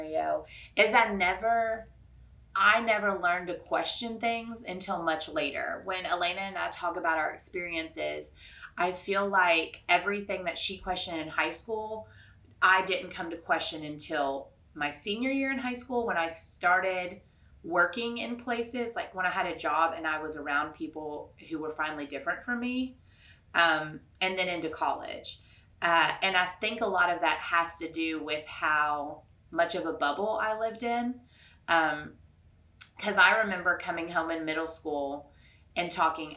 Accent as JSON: {"language": "English", "town": "Louisville", "region": "Kentucky", "country": "United States", "tie": "born or raised there", "said": "I grew up in Louisville, Kentucky, which is a predominantly Catholic place"}